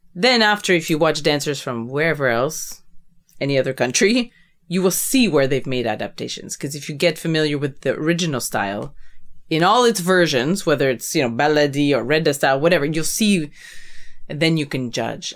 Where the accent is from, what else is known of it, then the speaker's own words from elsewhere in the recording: Canada; I'm this Canadian woman